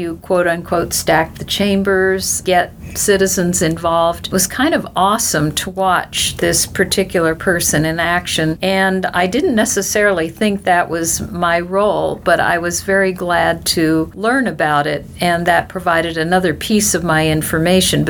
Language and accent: English; Santa Monica Mountains, California, United States; I grew up in the Santa Monica Mountains, and I used to look down at the city